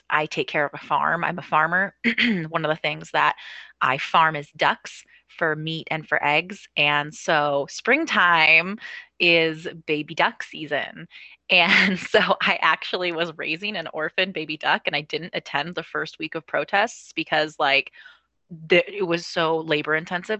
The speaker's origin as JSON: {"language": "English", "town": "Ellensburg", "region": "Washington", "country": "United States", "tie": "born or raised there", "also_born_or_lived": "Sweden / Seattle / Bellingham", "said": "when I was 4 years old, my mom got a job at Central Washington University"}